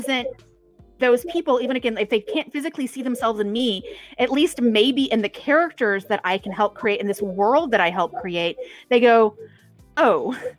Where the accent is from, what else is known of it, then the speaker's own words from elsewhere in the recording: East Texas, United States; accent: country; I'm originally from East Texas